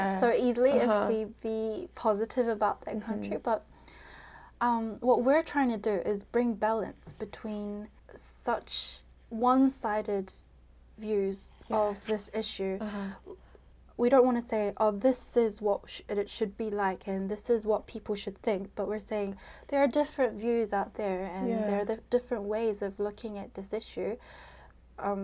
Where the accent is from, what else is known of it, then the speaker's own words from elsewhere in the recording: New Zealand; we're from New Zealand, we could go, like, we're New Zealand Koreans